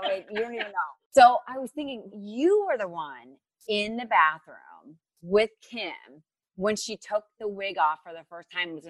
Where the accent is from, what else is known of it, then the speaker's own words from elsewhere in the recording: Ohio, United States; I'm from Ohio.